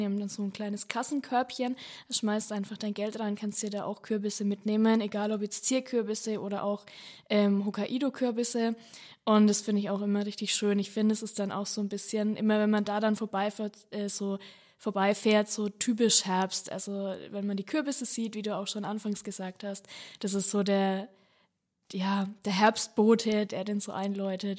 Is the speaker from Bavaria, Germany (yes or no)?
yes; Franconia, Bavaria, Germany; bei uns in Franken